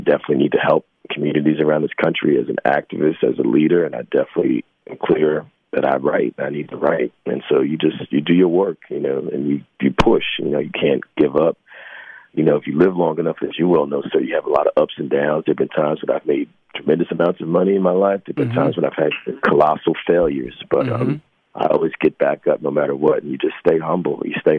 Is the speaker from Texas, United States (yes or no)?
no; New Jersey, United States; now in New York, United States; Well, Jersey, and I've lived in New York for almost 30 years, so mm-hmm. New York and New Jersey